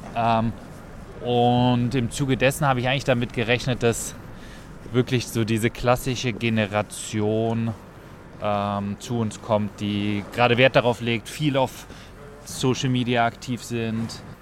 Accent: near Cologne, North Rhine-Westphalia, Germany; moved away as an adult; now in Vienna, Austria; Ich komme ursprünglich aus der Nähe von Köln

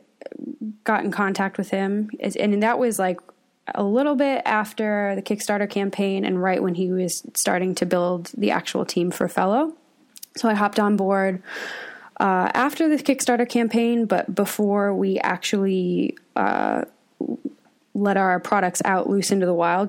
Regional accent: Boston, Massachusetts, United States; now in San Francisco, United States; I grew up in Boston, and the coffee scene in Boston is very different than the Bay Area

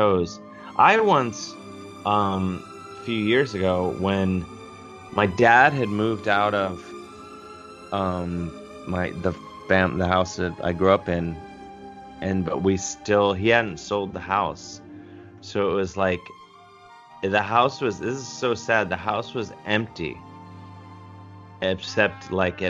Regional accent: University Heights, Ohio, United States; I grew up in University Heights, Ohio

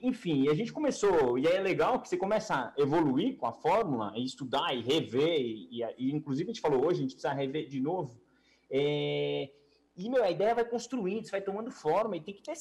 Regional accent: Brazil; Mas, né, meu, como brasileiro, assim, sei lá, eu tava um pouquinho de pé atrás

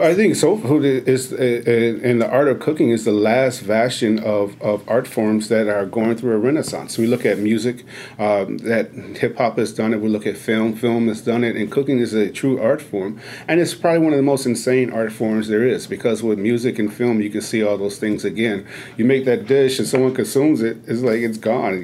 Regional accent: Chicago, Illinois, United States; moved away; growing up in Chicago, where sugar and cornbread is is is a religion

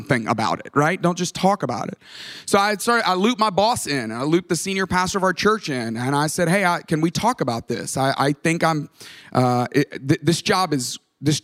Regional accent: Tuscaloosa, Alabama, United States; moved away as an adult; also born or lived in Atlanta, Georgia; I grew up in Tuscaloosa, Alabama

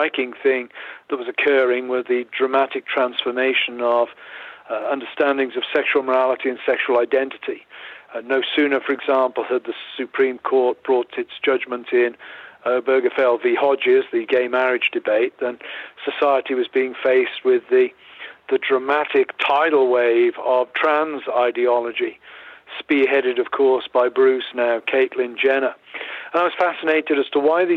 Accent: England, United Kingdom; moved away as an adult; also born or lived in Philadelphia, United States / Grove City, United States; now in United States; I grew up in the United Kingdom. I'm English in background.

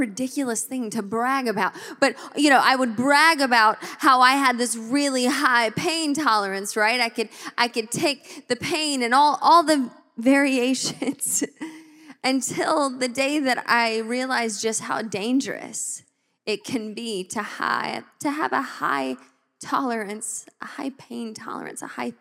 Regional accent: Georgia, United States; now in Tacoma, United States; my home state of Georgia

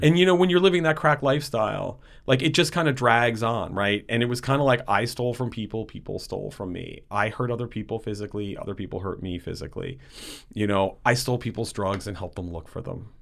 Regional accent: West Haven, Connecticut, United States; I grew up in a city called West Haven in Connecticut

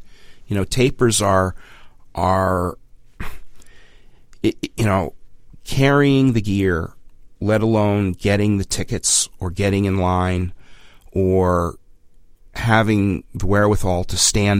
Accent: West Hartford, Connecticut, United States; I was raised in West Hartford, Connecticut, and started seeing …, like many Connecticut Creekers, around the age of 15 years old

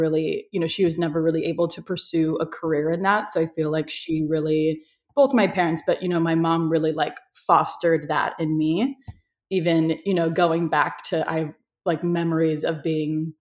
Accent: Iowa, United States; now in Los Angeles, United States; I grew up in Iowa, so I'm from like the country of you know, the States

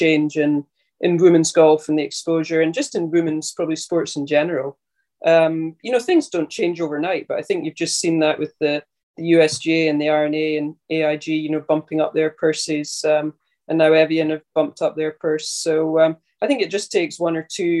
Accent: North Berwick, Scotland, United Kingdom; I grew up and still live in North Berwick, which is just, 5 minutes along the road from Muirfield

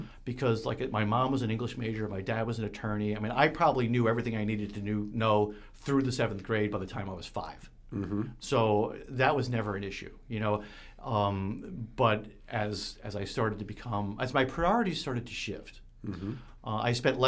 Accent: New York, United States; I grew up in New York State

